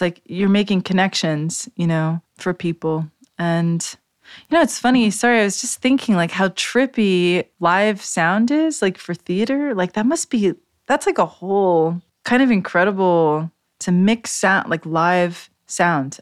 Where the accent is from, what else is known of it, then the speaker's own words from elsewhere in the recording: New York City, New York, United States; I grew up in New York City in downtown Manhattan